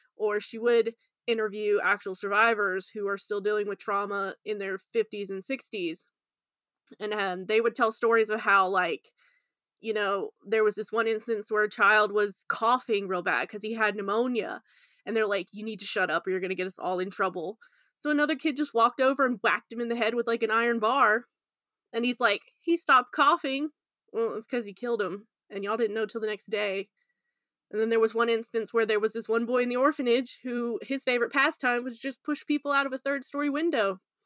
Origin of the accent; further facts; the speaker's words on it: United States; I'm the American here